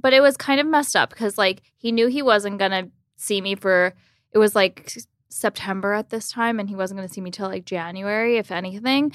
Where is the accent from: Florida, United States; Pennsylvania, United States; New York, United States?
Florida, United States; Miami Beach; grew up in Miami Beach, Florida